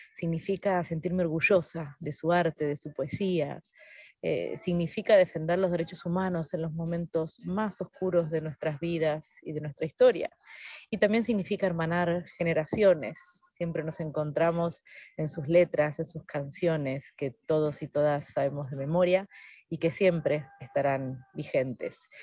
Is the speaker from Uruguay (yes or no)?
yes; Fray Bentos, Río Negro, Uruguay; Nací y crecí en ciudad frontera con Argentina, llamada Fraiventos